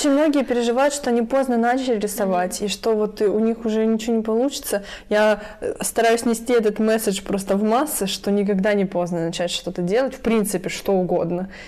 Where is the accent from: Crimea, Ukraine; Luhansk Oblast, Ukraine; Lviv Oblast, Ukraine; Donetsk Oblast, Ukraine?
Lviv Oblast, Ukraine; Lviv; also born or lived in Poland